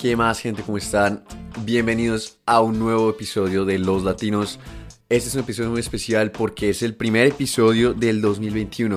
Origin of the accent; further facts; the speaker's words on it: Colombia; vengo de Colombia